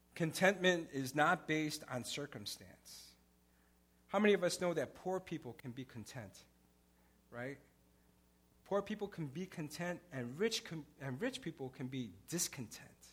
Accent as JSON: {"language": "English", "town": "Chicago", "region": "Illinois", "country": "United States", "tie": "born or raised there", "said": "I, I grew up in Pilsen in the 80s."}